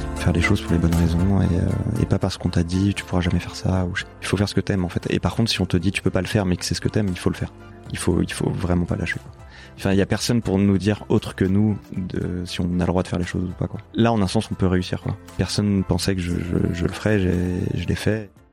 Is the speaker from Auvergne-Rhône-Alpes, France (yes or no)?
yes; Lyon, Auvergne-Rhône-Alpes, France; moved away as an adult; also born or lived in Paris; je débarquais de province je venais de Lyon